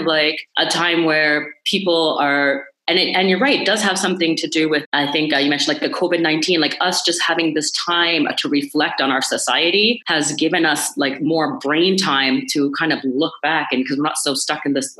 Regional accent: Toronto, Ontario, Canada; I was born in Toronto, oldest of four kids. I went to Catholic school my whole life in North York, in York Region.

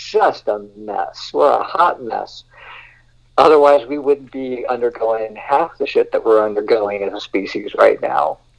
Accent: Southern California, United States; I grew up here on the West Coast in California, and especially Southern California

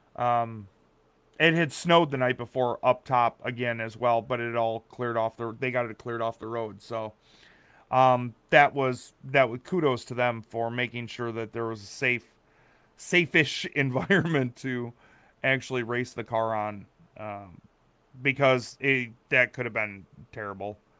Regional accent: Wisconsin, United States; I grew up in Wisconsin

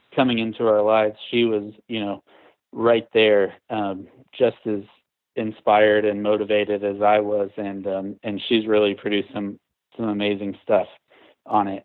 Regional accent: Houston, Texas, United States; moved away as an adult; now in Asheville, United States; growing up in Texas, I was used to flat grid, you know, Houston is a huge town

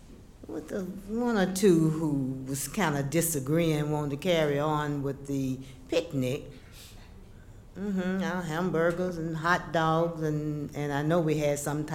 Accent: Birmingham, Alabama, United States; moved away; also born or lived in Nashville; since I'm originally from Birmingham

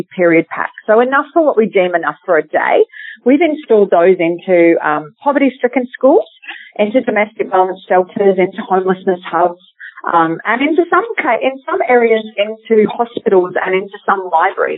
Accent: Australia; we, as other Australian mothers

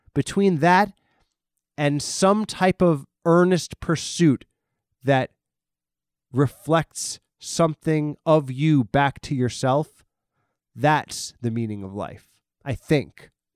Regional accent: New York, United States; I'm from the East Coast, I'm from New York

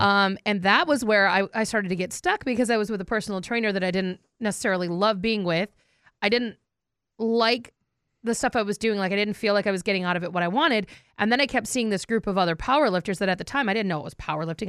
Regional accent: North Dakota, United States; I'm, I'm from North Dakota, so I'm a fighting Sioux fan

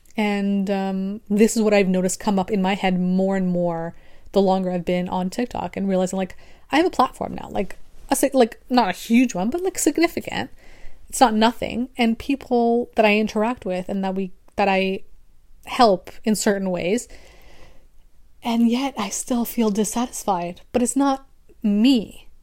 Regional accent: Canada; I'm also Canadian

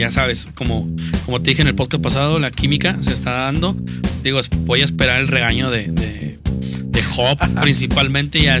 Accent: Guadalupe, Nuevo León, Mexico; Yo soy de Guadalupe, en mi colonia quedan señores cholos, pero niños

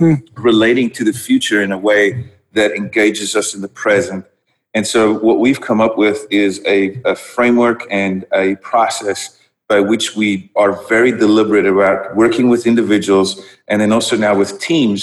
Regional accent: South Africa; first language Dutch; English is a second language; moved away as an adult; also born or lived in Netherlands; I grew up in South Africa

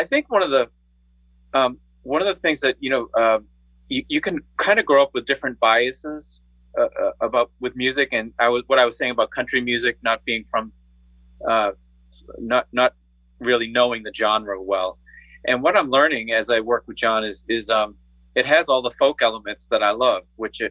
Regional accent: outside of Boston, Massachusetts, United States; I grew up in outside of Boston.

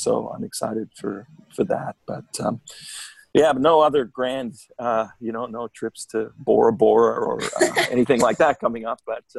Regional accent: Australia; Yeah, I'm Australian. What can I say?

